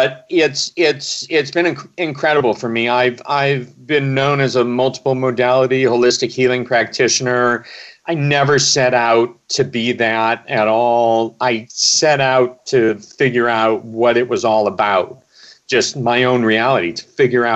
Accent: Omaha, Nebraska, United States; I grew up in Omaha, Nebraska

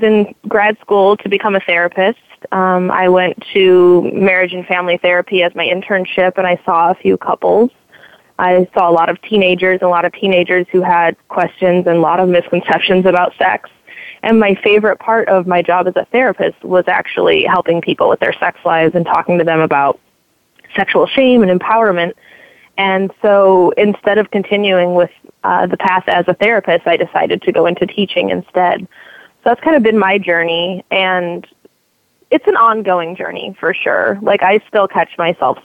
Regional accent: Indiana, United States; I grew up in Indiana, so middle of the country. I grew up near Lake Michigan and fairly close to Chicago

